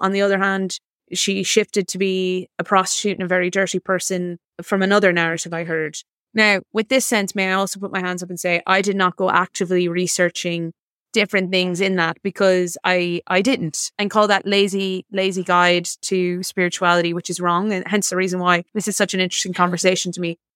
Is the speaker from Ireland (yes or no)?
yes; South Mayo, Connacht, Ireland; also born or lived in Boston, Massachusetts; I was born in Boston, Massachusetts, and moved to Ireland when I was, uh, seven to the small community